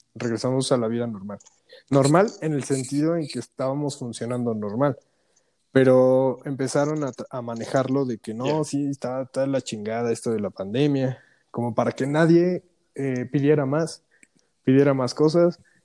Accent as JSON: {"language": "Spanish", "country": "Mexico", "also_born_or_lived": "Toronto, Canada", "moved": "as an adult", "said": "ya estoy en mi país, ¿sabes? Eh, en México"}